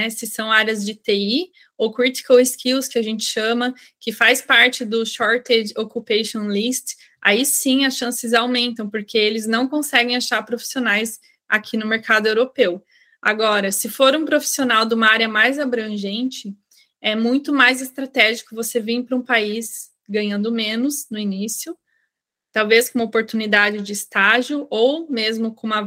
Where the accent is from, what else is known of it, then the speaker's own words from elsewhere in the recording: Brazil; now in Germany; Eu vim do Brasil para a Hungria e na Hungria eu comecei a aplicar para as vagas da Alemanha. E aí eu fui para a Alemanha com uma oportunidade de trabalho que eu nunca conseguiria direto do Brasil